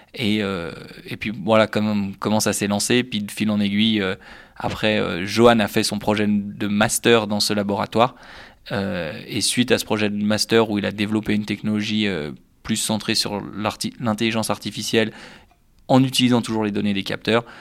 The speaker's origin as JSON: {"language": "French", "town": "Annecy", "region": "Auvergne-Rhône-Alpes", "country": "France", "tie": "born or raised there", "also_born_or_lived": "Lausanne, Switzerland", "moved": "as an adult", "said": "je viens d'Annecy en France voisine où j'ai fait mes études jusqu'au baccalauréat"}